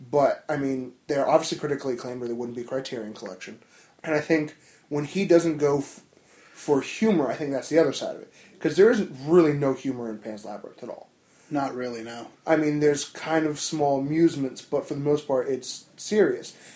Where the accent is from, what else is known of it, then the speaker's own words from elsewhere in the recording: New Jersey, United States; from Jersey.